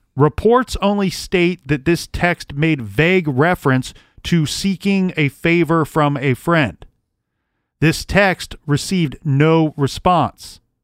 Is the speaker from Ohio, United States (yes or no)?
yes; Ohio, United States; I love my home state of Ohio